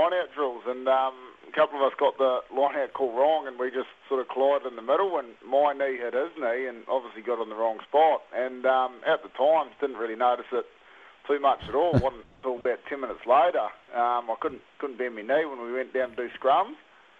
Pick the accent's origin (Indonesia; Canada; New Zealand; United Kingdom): New Zealand; Taranaki; now in King Country, New Zealand; I grew up in Taranaki, but I'm based 45 minutes out of Tamanui in the King Country. Down the end of a road on a 4,000-acre farm down here.